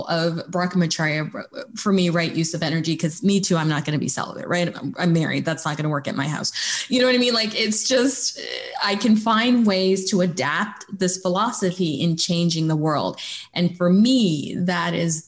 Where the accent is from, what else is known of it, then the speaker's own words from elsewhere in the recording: Canada; being Canadian